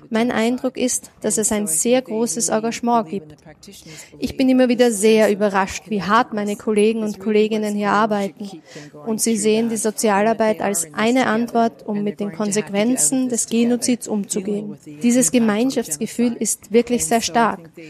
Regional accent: Canada; Ich bin aus Kanada und es gibt auch bei uns nicht einen Kanadier oder eine Kanadierin.

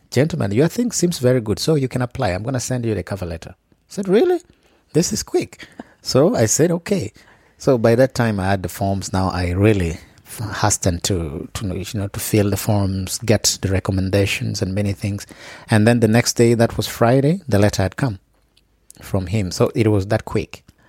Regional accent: Gulu, Northern Region, Uganda; I come from Gulu.

